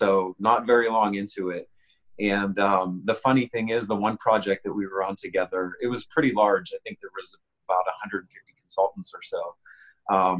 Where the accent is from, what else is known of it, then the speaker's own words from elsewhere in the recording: Pittsburgh, Pennsylvania, United States; I'm from Pittsburgh, Pennsylvania, in the United States